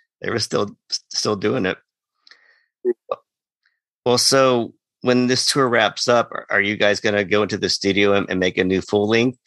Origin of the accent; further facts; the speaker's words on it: Fort Worth, Texas, United States; growing up in Fort Worth